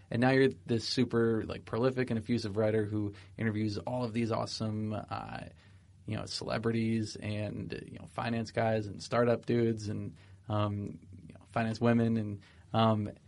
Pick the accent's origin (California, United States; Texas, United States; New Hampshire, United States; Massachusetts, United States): New Hampshire, United States; Exeter; I'm from yep. New Hampshire.